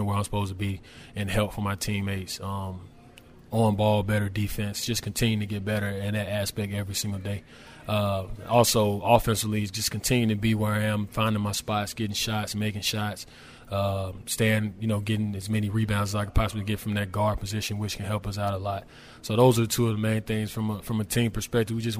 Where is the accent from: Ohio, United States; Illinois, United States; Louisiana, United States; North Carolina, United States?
North Carolina, United States; Charlotte; now in New Orleans, United States; I'm from Charlotte, North Carolina, which is pretty small.